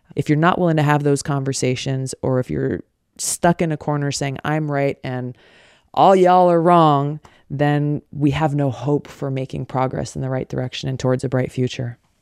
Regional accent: Hawaii, United States; Growing up in Hawaii

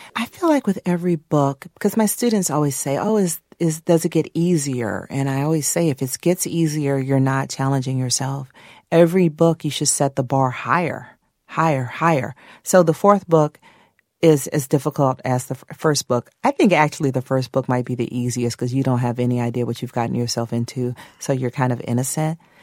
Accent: Atlanta, Georgia, United States; my first book about growing up in Atlanta during the Atlanta child murders

